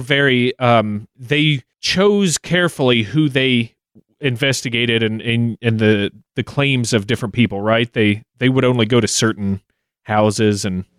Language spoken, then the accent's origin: English; Kentucky, United States; my home state